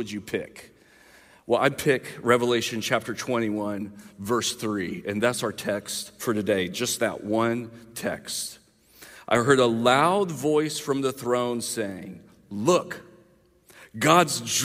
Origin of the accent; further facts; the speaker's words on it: the South, United States; I grew up in the South.